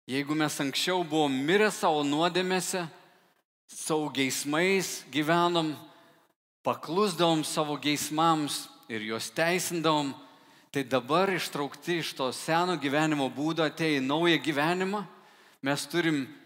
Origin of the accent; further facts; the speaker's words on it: Lithuania; kaip lietuviai, kaip liaudėjai mes sakom